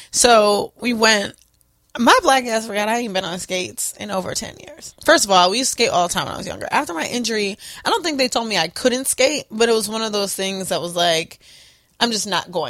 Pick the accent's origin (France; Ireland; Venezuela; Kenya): Kenya; I came from Kenya.